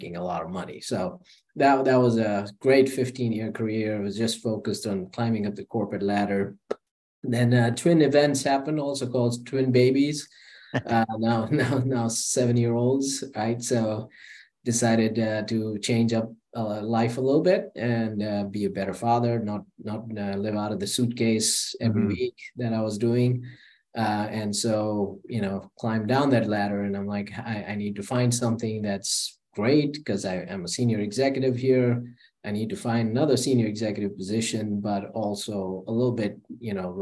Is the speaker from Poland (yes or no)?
no; India; moved away as an adult; also born or lived in Charlotte, United States / London, United Kingdom; now in United States; I was born in India. I lived an amazing life till I was 19.